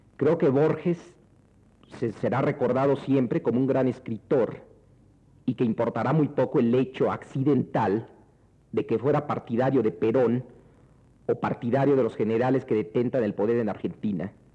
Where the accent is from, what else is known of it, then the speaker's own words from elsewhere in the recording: Mexico; a los mexicanos no se nos ha dejado otras opciones